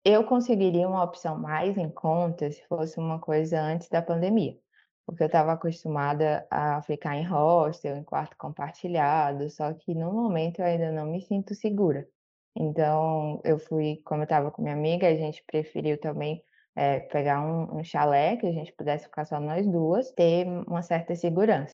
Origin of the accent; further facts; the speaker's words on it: Fortaleza, Ceará, Brazil; eu sou aqui de Fortaleza, no Ceará